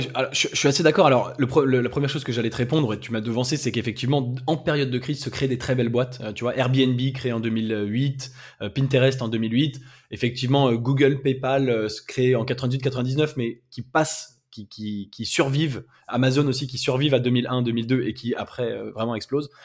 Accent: France; Je suis français, j'habite en France

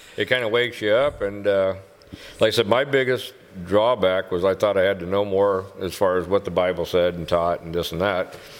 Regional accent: Whiting, United States; I'm from Whiting

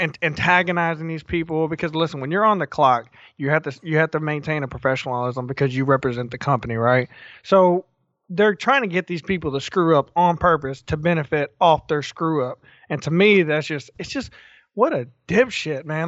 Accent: the South, United States; growing up in the South, you didn't think about mental illness.

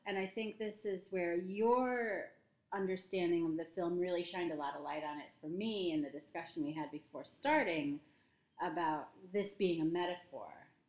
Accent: United States; I'm used to just being American

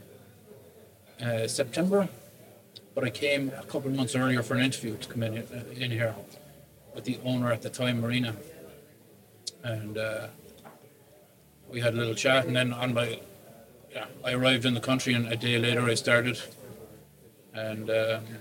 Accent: Cork, Munster, Ireland; now in Sweden

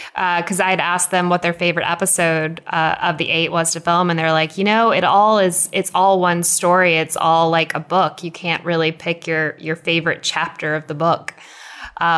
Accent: Jonesboro, Georgia, United States; I grew up in Jonesboro

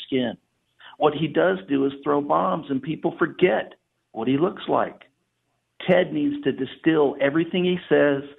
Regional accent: Southeast Texas, United States; I grew up in Southeast Texas.

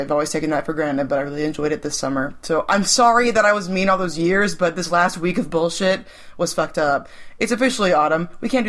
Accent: Florida, United States; moved away; I'm from Florida where it's hot all the fucking time.

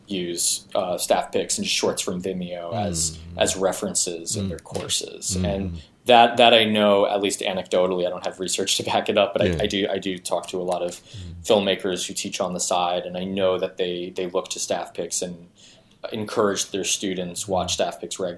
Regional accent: New York, United States; I was surrounded by a lot of Spanish just in general growing up in New York

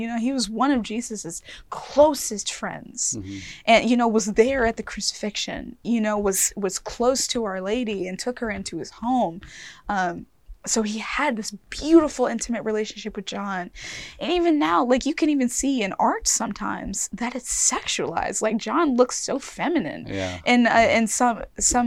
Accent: Mobile, Alabama, United States; I grew up in Mobile, Alabama

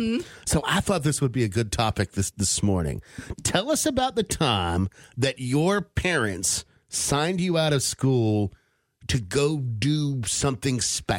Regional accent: Charleston, West Virginia, United States; where I grew up in Charleston, West Virginia.

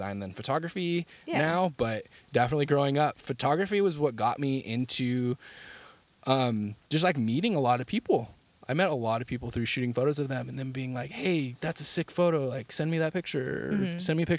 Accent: San Jose, California, United States; also born or lived in Santa Cruz County; but I was born in San Jose and I went through my elementary school years in San Jose

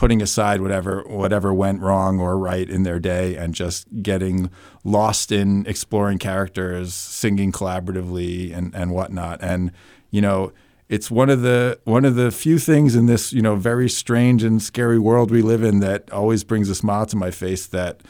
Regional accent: New York, United States; now in New Hampshire, United States; Where I grew up outside of New York City in Westchester County, and only theater I knew was, going to see Broadway shows or, theater at school.

